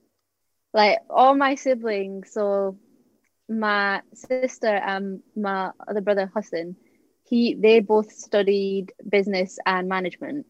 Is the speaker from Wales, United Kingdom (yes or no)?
no; Annan, Scotland, United Kingdom; accent: Scottish; moved away; I'm from Annan. It's on the borders of Scotland and England. So yeah, that's why my accent's a bit weird. It's not like thick Scottish accent